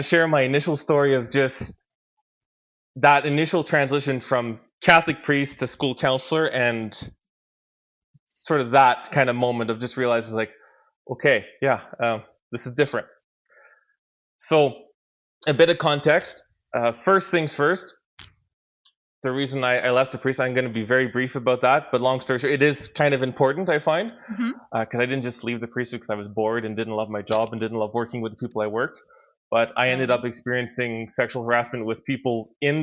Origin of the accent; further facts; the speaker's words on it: Ottawa Valley, Quebec, Canada; the sort of area where I grew up, which is a very rural community in kind of like Ottawa Valley, Quebec